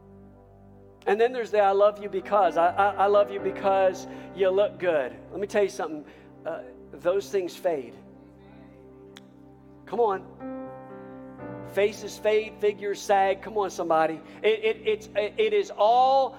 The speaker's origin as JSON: {"language": "English", "country": "United States", "said": "as an American"}